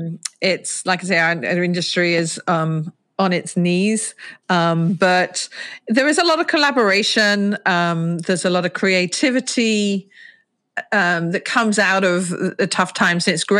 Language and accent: English; Ketton, East Midlands, United Kingdom; born there; also born or lived in Hertfordshire / Berkshire / London; I was born in Ketton in Rutland, so the smallest county in England. But my father was Royal Air Force, so zigzagged up and down the country. Spent a lot of time in kind of Hertfordshire, Berkshire area.